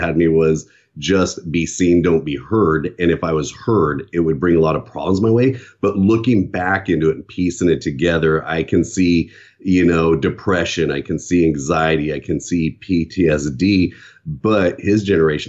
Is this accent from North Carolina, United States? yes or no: no; Southern California, United States; also born or lived in San Bernardino, California; I was born in San Bernardino, California, and I have one sister.